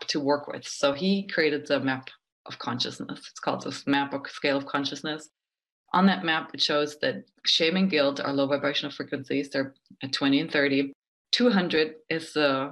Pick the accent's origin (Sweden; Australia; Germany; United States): Germany; I'm from Germany